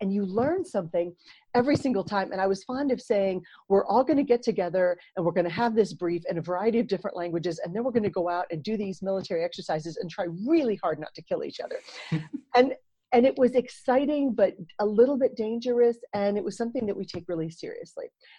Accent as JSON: {"language": "English", "region": "Texas", "country": "United States", "tie": "born or raised there", "also_born_or_lived": "Asia", "moved": "as an adult", "said": "So I grew up in Texas in the United States."}